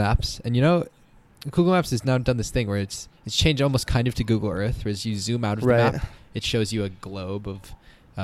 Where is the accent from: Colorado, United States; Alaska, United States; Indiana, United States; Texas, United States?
Colorado, United States; We're from Colorado.